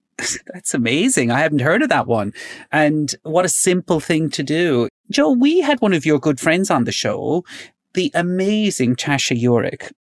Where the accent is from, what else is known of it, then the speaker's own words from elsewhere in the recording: Ireland; as an Irish person growing up in Ireland